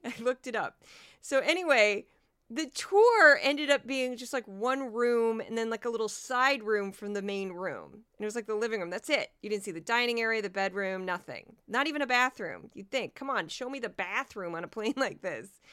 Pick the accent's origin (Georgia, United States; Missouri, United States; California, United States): Missouri, United States; I am from Missouri, which is just south of Michigan